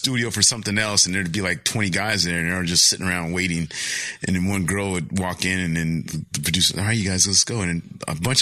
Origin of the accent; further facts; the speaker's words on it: Pomona, California, United States; I grew up in Pomona, which was predominantly Mexican